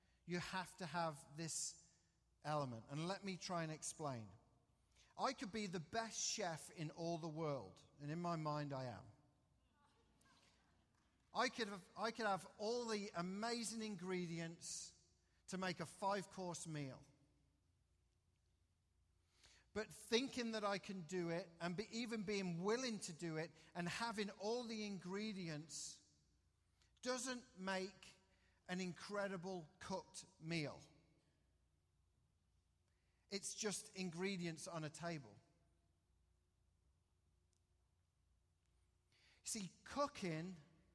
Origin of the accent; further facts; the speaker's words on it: England, United Kingdom; moved away; Growing up in England